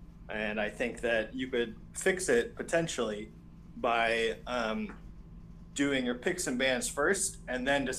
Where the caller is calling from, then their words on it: Lexington, Kentucky, United States; I'm calling from Lexington, Kentucky.